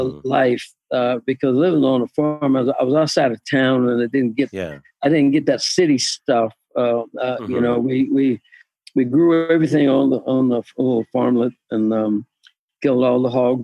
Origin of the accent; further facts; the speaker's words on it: Kansas City, Kansas, United States; And we lived on a farm, us on the outside of town.